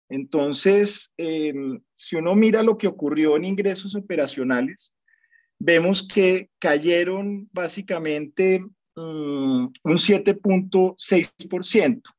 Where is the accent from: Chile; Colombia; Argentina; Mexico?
Colombia; nosotros como economía colombiana todavía dependemos mucho del sector minero y de hidrocarburos